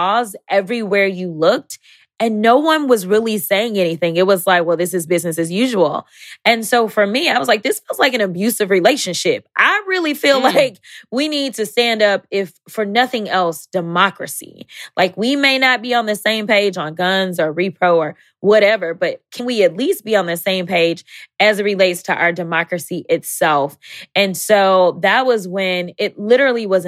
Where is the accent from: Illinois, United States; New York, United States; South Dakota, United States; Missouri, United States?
Missouri, United States; St. Louis; we both not only grew up in St. Louis